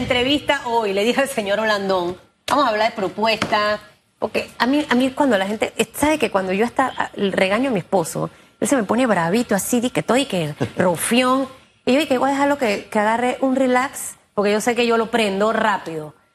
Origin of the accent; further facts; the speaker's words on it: Panama; Yo no soy panameñista, pero soy panameña